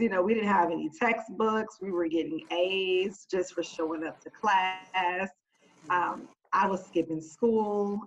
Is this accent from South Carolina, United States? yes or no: no; Oakland, California, United States; born and raised in Oakland, California.